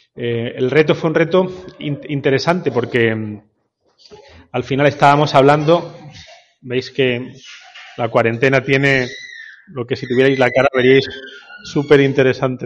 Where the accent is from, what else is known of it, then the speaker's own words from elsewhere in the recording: Granada, Andalusia, Spain; moved away; somos granadinos